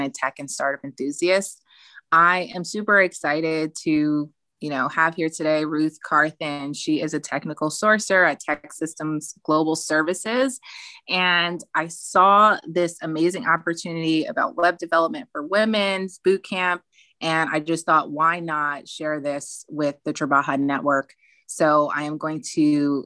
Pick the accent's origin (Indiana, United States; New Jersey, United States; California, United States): New Jersey, United States; I'm from Jersey